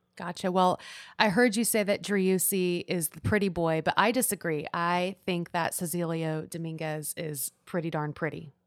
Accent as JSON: {"language": "English", "town": "Houston", "region": "Texas", "country": "United States", "moved": "yes", "lives_now": "Austin, United States", "said": "I'm from Houston"}